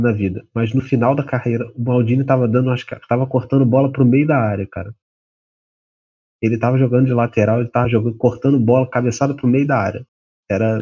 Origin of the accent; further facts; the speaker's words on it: Brazil; a gente é brasileiro